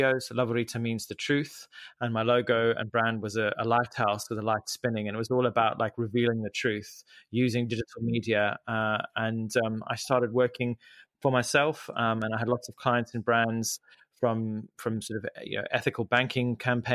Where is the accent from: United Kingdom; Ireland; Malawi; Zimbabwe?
Zimbabwe; moved away; I grew up in Zimbabwe